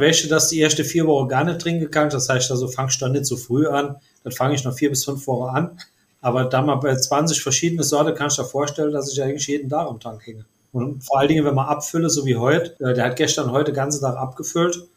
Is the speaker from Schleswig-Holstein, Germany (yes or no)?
no; Saarland, Germany; bei uns im Saarland